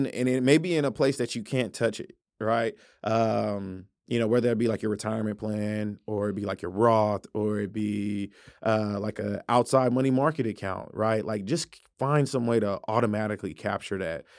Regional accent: Tulsa, Oklahoma, United States; I'm from Tulsa

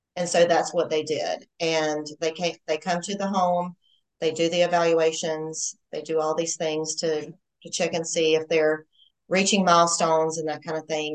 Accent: Georgia, United States; I'm a Georgia girl. Not that you can probably tell I'm from the South or anything

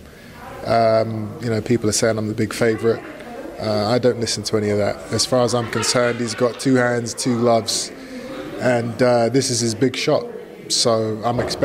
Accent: United Kingdom; I'm a Brit

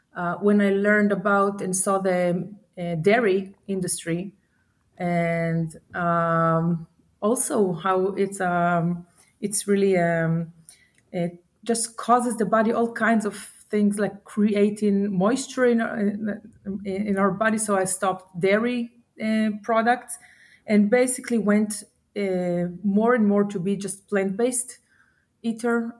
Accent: Israel; I'm from Israel. I'm located in Israel, born and raised

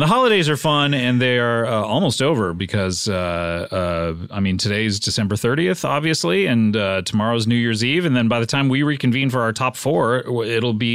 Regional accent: near Santa Ana, California, United States; moved away; Santa Ana, which is the town over from where I lived

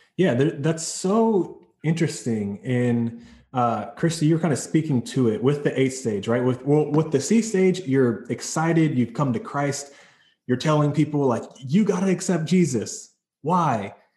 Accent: North Carolina, United States; I'm from North Carolina in the South, and at my high school, it was a really big deal.

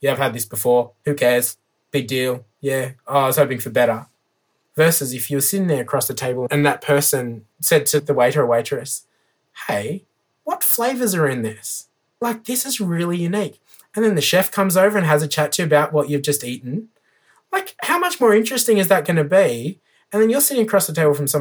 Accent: Armidale, New South Wales, Australia; now in Woonona, Australia; I'm originally from Armidale, which is a beautiful little town. Grew up in the country.

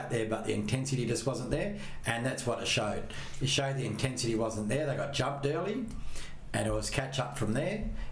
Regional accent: Western Australia, Australia; we're West Australian

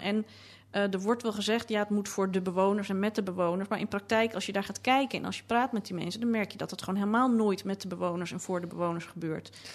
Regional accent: Amsterdam, North Holland, Netherlands; toen ik in de jaren tachtig opgroeide in Amsterdam... en ik wel eens tegen mensen op vakantie wat dan ook zei... ik kom uit Amsterdam, dat ze dan heel moesten lachen... want ik had geen plat Amsterdams accent.

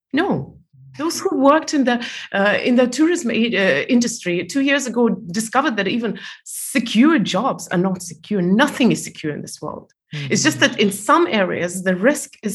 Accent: Estonia; moved away as an adult; also born or lived in Malaysia; I was born in Soviet Union and I was 14 when it collapsed

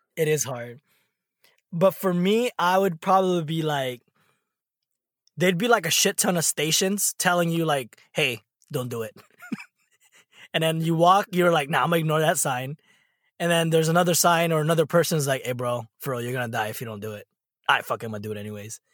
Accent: California, United States; moved away; you probably associate me as a Californian

